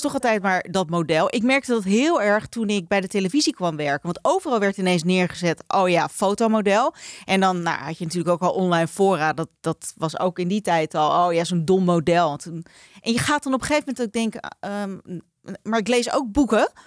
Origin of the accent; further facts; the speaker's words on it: Netherlands; wij Nederlanders